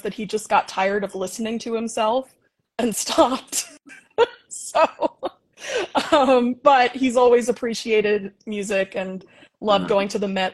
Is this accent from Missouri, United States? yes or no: no; Leonia, New Jersey, United States; I grew up in Leonia, New Jersey, which is literally 5 minutes away from Manhattan across the George Washington Bridge